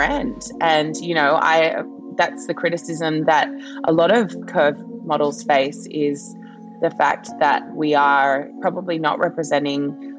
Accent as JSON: {"language": "English", "country": "Australia", "tie": "born or raised there", "also_born_or_lived": "Papua New Guinea"}